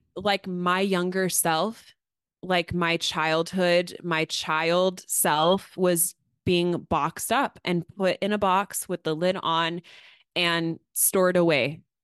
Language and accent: English; Astoria, Oregon, United States; my hometown.